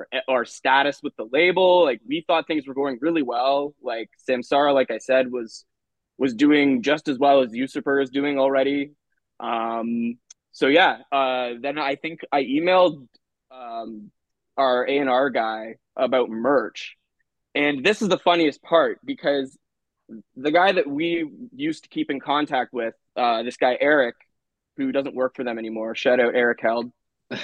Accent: Canada; we're Canadian

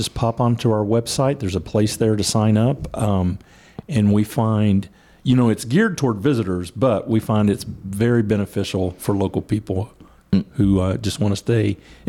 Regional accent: Louisa, Kentucky, United States; As a little guy growing up in Louisa, Kentucky in the 60s, it was a big deal for us to come to Huntington.

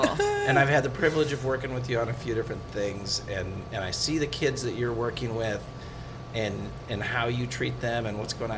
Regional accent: Minnesota, United States; It is so hard for Minnesotans.

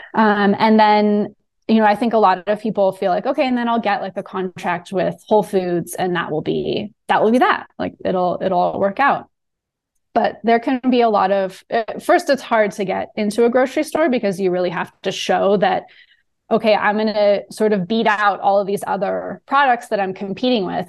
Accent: Southern California, United States; moved away as an adult; also born or lived in New Orleans; I am from Southern California.

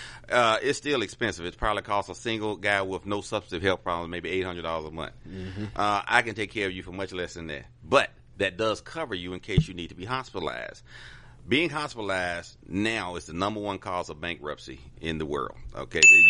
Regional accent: Atlanta, Georgia, United States; I'm a native Atlanta. Atlanta, born and raised in the SWAT in Bend Hill

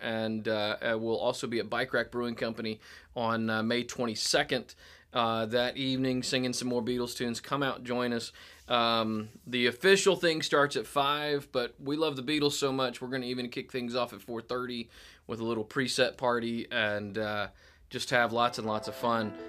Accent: Tennessee, United States; now in Northwest Arkansas, United States; I'm a Tennessean

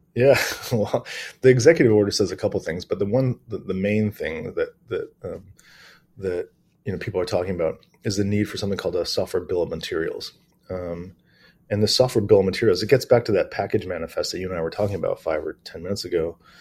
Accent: Detroit, Michigan, United States; moved away as an adult; also born or lived in New Zealand; now in Australia; I'm originally from Detroit, Michigan

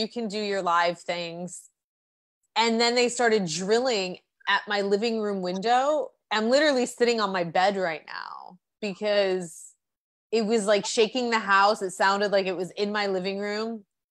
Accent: Michigan, United States; born there; now in Tucson, United States; No, I was born in Michigan.

